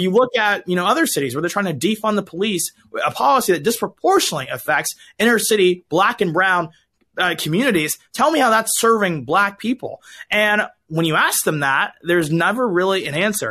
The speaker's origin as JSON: {"language": "English", "region": "Georgia", "country": "United States", "tie": "born or raised there", "also_born_or_lived": "Alabama", "moved": "as an adult", "lives_now": "Los Angeles, United States", "said": "I grew up in Georgia, uh, went to school in Alabama, and now I'm in L"}